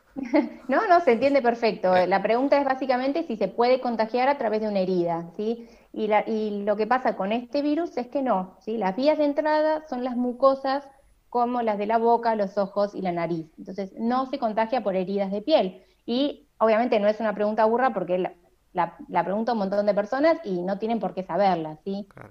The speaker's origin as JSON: {"language": "Spanish", "town": "La Plata", "region": "Buenos Aires Province", "country": "Argentina", "moved": "yes", "lives_now": "Buenos Aires, Argentina", "said": "yo soy de La Plata, pero vivo en Capital Federal, así que yo a mi familia de La Plata no la estoy viendo"}